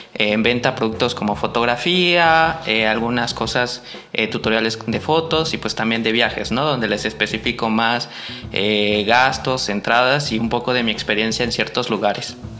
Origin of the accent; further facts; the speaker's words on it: Tabasco, Mexico; moved away; also born or lived in Veracruz; Soy, soy de Tabasco, nací en Tabasco, pero pues también soy, me considero parte jarocha ya